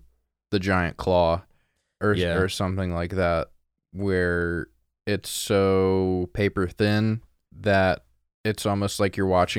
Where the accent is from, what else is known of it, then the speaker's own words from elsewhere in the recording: Montana, United States; I'm from Montana.